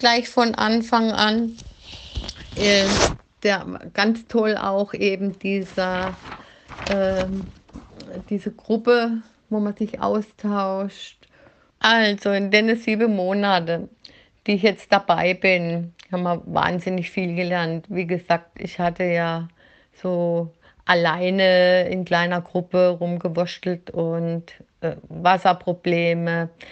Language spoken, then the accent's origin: German; Black Forest, Baden-Württemberg, Germany; ich habe jetzt ein bisschen Dialekt halt, ich komme aus dem Schwarzwald